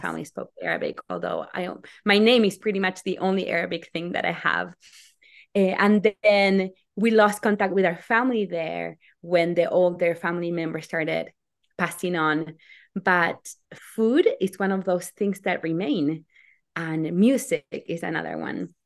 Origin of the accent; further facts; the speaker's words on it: Argentina; moved away as an adult; now in United States; I'm from Argentina, and my family comes from all over the world.